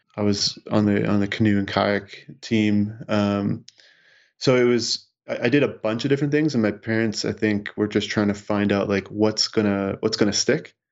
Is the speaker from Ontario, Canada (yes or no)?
no; Saskatchewan, Canada; as a kid growing up in Sis-, in Saskatchewan